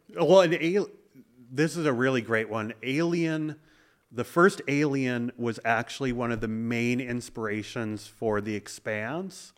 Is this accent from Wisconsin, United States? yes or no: yes; Madison, Wisconsin, United States; grew up in Madison, Wisconsin